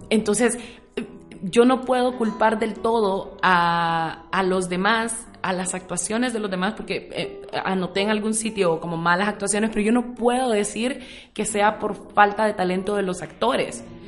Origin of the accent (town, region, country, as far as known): Honduras